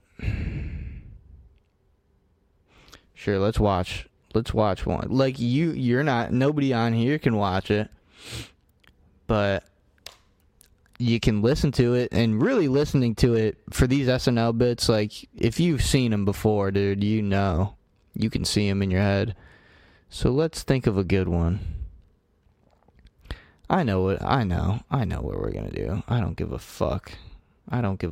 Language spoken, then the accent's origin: English; United States; I'm an American